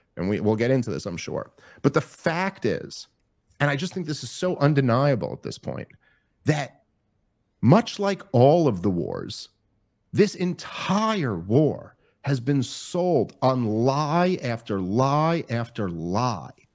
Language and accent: English; United States; as an American